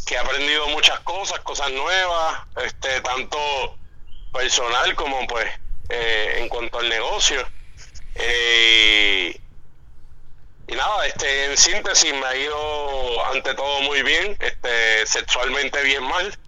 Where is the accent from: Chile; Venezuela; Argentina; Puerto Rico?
Puerto Rico; moved away as an adult; now in Florida, United States